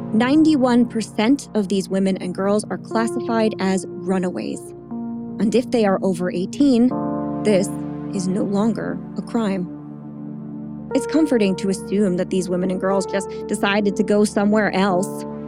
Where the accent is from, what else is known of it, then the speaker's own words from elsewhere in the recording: the Jersey Shore, New Jersey, United States; I'm from the shore